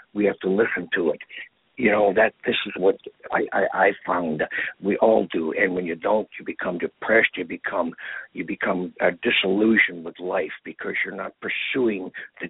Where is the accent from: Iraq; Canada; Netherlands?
Canada; born there; And I'm Canadian born anyhow, so I had no trouble.